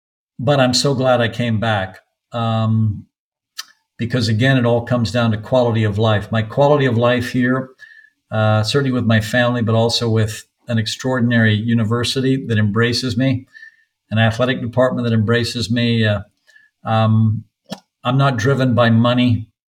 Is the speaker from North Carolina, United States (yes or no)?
yes; North Carolina, United States; And that was my home state. Every 3 years, we spent 3 months on a tobacco farm in Lewisburg, North Carolina. So I was a native North Carolinian.